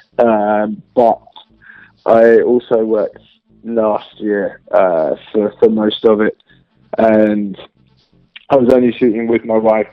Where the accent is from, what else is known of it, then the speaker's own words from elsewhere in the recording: London, United Kingdom; I'm from the UK, from London.